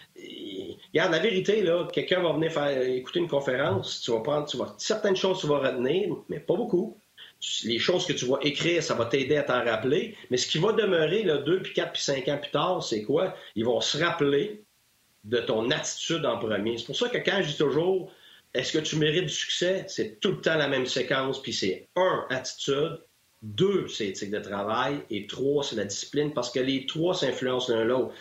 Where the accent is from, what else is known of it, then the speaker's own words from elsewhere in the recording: Quebec, Canada; moved away; je suis sorti de chez nous, je suis sorti du Québec